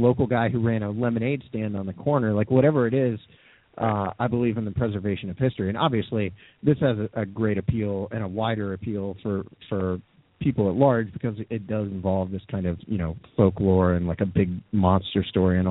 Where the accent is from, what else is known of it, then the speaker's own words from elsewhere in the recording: near Minerva, Ohio, United States; I grew up near Minerva